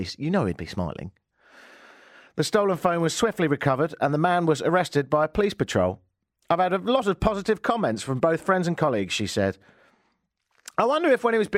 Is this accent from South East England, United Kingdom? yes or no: yes; Brighton, South East England, United Kingdom; now in Toronto, Canada; my hometown of Brighton.